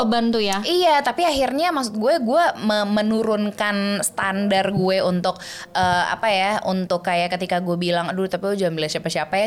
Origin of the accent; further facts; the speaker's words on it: Switzerland; first language German; Indonesian is a second language; moved away; gue tinggal di sana, lingkungan gue elup gitu ya. Jadinya gue bisa ya bahasa Jerman dulu, bahasa Indonesia gue baru baru start yang kayak lancar tuh tiga setengah empat tahun